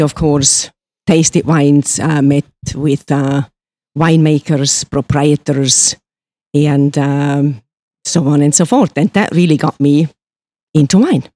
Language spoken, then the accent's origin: English; Switzerland; moved away as an adult; me being born and raised in Switzerland